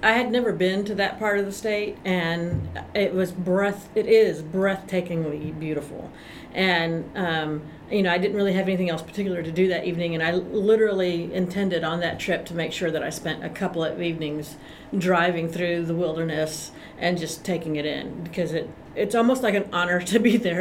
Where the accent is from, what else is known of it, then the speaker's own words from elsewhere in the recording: Austin, Texas, United States; also born or lived in Greenville, Texas; I'm from Austin, Texas, although I was born in Greenville